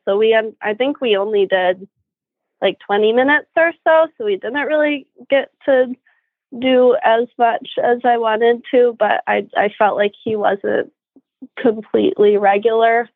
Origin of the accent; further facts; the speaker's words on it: Kalamazoo, Michigan, United States; moved away as an adult; also born or lived in Florida / Germany; now in Ocala, United States; I'm from the Kalamazoo area, but I moved down to Florida about nine years ago